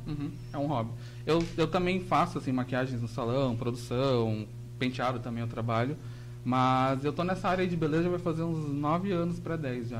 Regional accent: Joinville, Santa Catarina, Brazil; Eu sou de Joinville

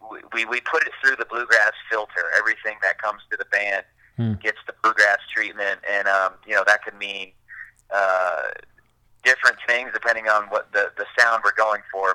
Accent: Raleigh, North Carolina, United States; also born or lived in New Jersey / Asheville, North Carolina; I'm from Raleigh, North Carolina. Mm-hmm. And that's where I was raised

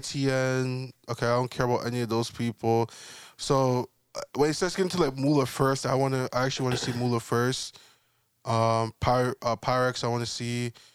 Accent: London, United Kingdom; I'm from London. I like to go and shop at the mall, shop at the store.

